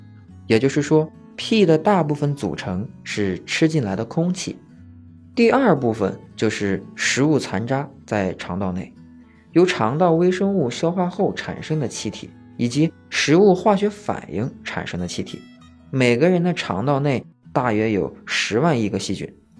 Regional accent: Shandong, China; 用我们山东话说，就是我想约。

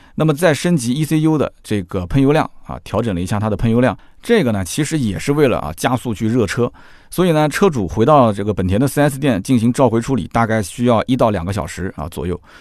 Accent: Nanjing, Jiangsu, China; accent: Nanjing dialect; 就我们南京，南京话啊

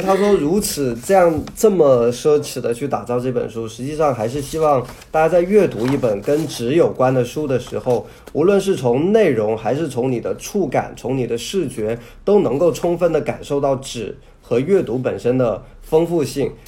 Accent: southern China, China; 我是从小在南方生活长大

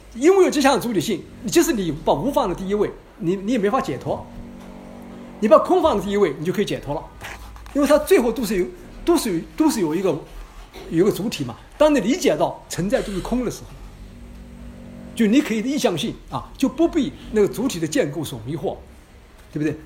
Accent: China; 我们中国人在做技术上面都很聪明，在模仿上面非常聪明

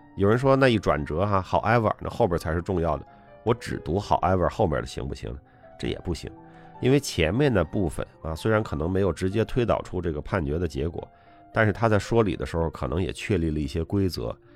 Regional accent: China; moved away as an adult; also born or lived in United Kingdom; 我们其实在国内学行政法，行政诉讼学得不是太多

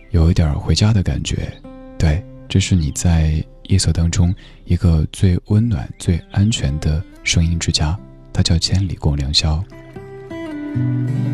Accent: Chengdu, Sichuan, China; moved away; 我的家乡也在成都，好久没有回成都了，挺想念的

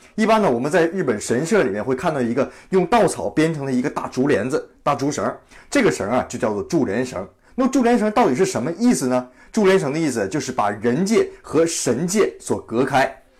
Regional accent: China; 我们中国人

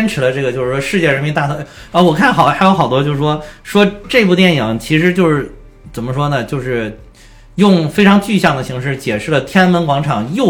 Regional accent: China; 当然我们中国人拍的电影，当然要突出我们中国人最后发挥了很关键的作用

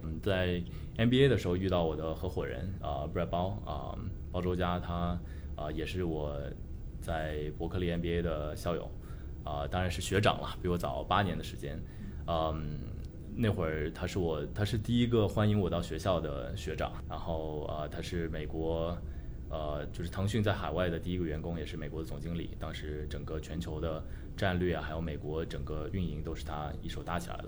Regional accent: Shenzhen, Guangdong, China; moved away as an adult; now in San Francisco, United States; 本身中国人，我在深圳出生长大，然后算是一个深圳土著，可能这不是一个特别特别常见的一个背景吧，因为深圳毕竟是个移民城市嘛，但我还是有幸在八十年代初出生，在深圳，然后看着深圳发展起来

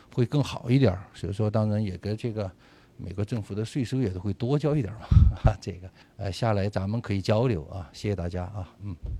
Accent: China; moved away as an adult; now in Los Angeles, United States; 我们作为中国人

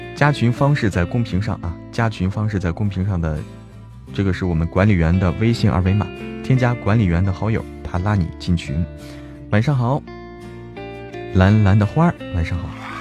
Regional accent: Zhangjiakou, Hebei, China; 我家乡哪里的？张家口

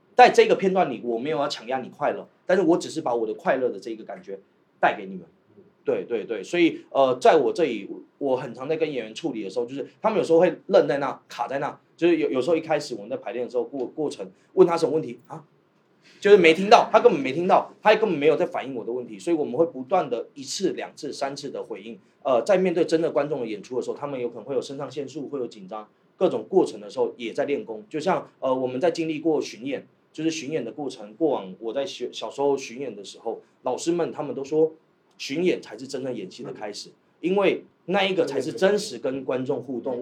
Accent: Taiwan; also born or lived in Shantou; now in Guangzhou, China; 我不是大陆人，我是个台湾人对。其实我在台湾学习的，呃，戏剧体系

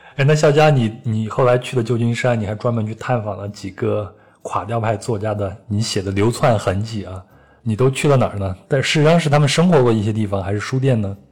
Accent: China; 我们中国人

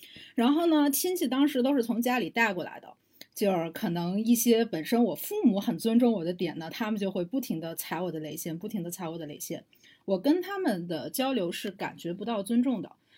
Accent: Shandong, China; 你作为一个山东人，你要回家嘛，不然的话，人家都会觉得你们家过得不好

